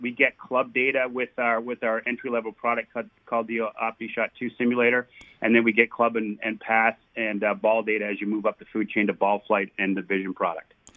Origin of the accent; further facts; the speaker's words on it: Canada; I'm a Canadian hockey player slash soccer player